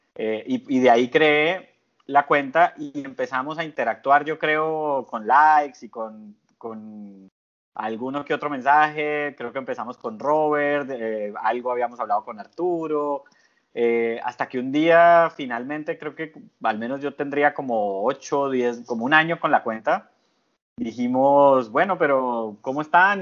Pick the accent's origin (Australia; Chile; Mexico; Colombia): Colombia; moved away as an adult; now in Panama; yo vivo en Panamá hace casi nueve años, pero soy colombiano de origen